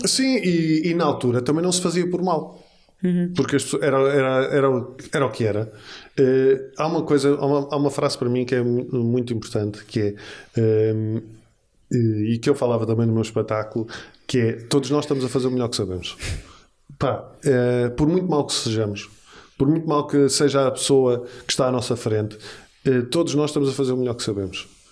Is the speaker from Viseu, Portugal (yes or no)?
no; Lisbon, Portugal; Eu sou dos Olivais. Olivais, portanto, eu sou de um bairro